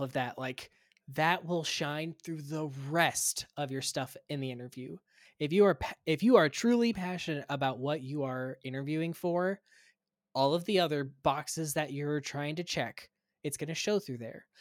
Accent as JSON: {"language": "English", "region": "Kansas", "country": "United States", "also_born_or_lived": "Gainesville, Florida", "moved": "as an adult", "lives_now": "Minnesota, United States", "said": "I'm originally from Kansas, I went to pharmacy school at the University of Kansas"}